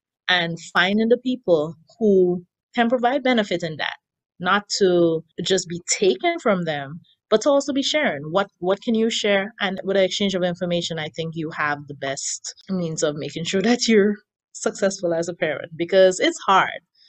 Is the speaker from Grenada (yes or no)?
yes; Grenada; now in United States; I've been in Queens for the past 15 years, I work in Manhattan. Prior to that, I had lived in Brooklyn. I emigrated from Grenada.